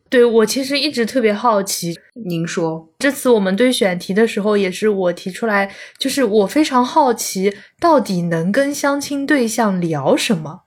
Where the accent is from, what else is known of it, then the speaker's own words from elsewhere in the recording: Zhejiang, China; also born or lived in Chengdu; 我是浙江人嘛，然后在成都是大概住了一年好像，就听不懂他们的方言，然后听不懂川普